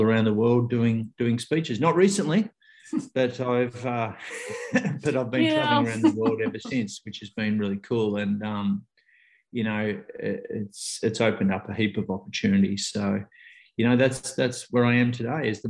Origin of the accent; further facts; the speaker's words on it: Australia; I'm an Australian who really in 20 years hadn't traveled that much